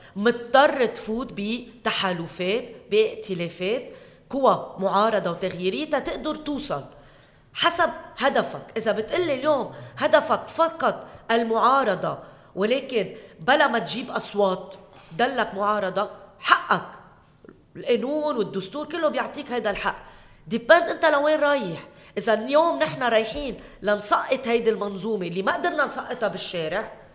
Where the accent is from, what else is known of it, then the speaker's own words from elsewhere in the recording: Keserwan-Jbeil, Lebanon; هي منطقتي اهلي هون